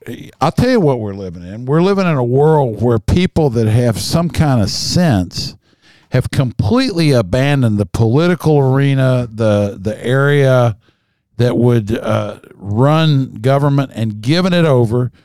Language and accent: English; Kentucky, United States; I'm a hillbilly from Kentucky.